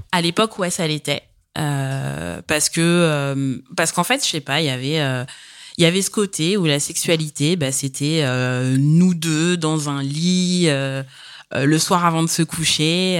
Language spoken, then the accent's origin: French; Paris region, Île-de-France, France; j'ai 32 ans et je suis de région parisienne.